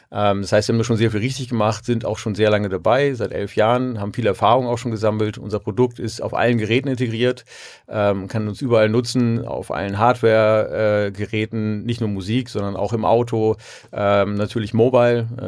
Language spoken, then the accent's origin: German; Hamburg, Germany; Genau, ja, ich bin äh, gebürtiger Hamburger und irgendwie hier immer hängen geblieben.